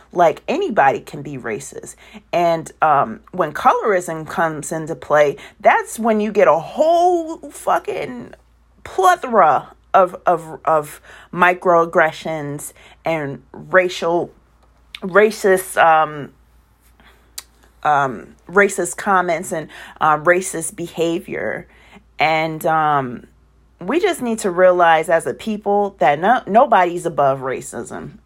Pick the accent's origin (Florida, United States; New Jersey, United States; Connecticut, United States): Connecticut, United States; Waterbury; also born or lived in California; I was born in California, raised in Connecticut.